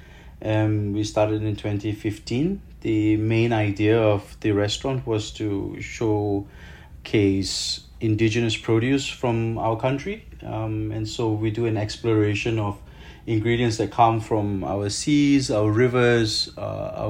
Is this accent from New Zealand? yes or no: no; Malaysia; I'm a Malaysian native. I mean, I lived here, I was born here.